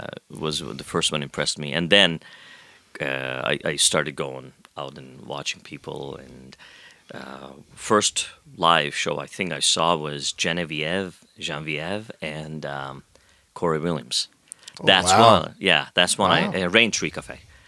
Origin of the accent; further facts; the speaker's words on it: Pakistan; now in Canada; Here as a Pakistani citizen.